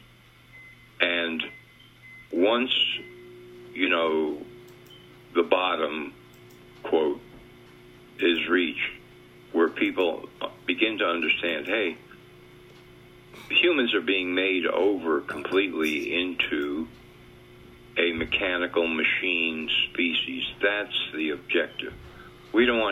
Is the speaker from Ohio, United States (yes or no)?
no; White Plains, New York, United States; Yeah, White Plains, New York, right outside the city